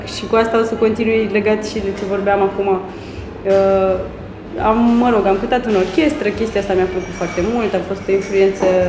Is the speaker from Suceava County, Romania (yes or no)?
yes; Suceava, Suceava County, Romania; am crescut în Suceava